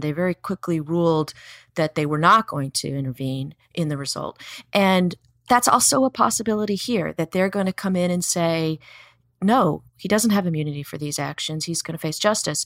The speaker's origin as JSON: {"language": "English", "region": "Virginia", "country": "United States", "tie": "born or raised there", "said": "my home state of Virginia"}